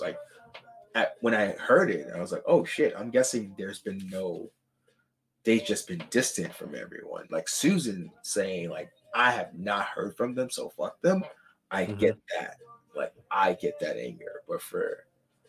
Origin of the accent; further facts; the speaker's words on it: New York, United States; as a New Yorker